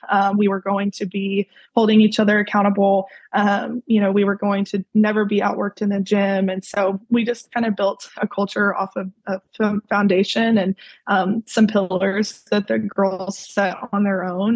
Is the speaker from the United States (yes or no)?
yes; Mansfield, Texas, United States; I grew up in Mansfield, uh, Mansfield, Texas, and I was there pretty much my whole life.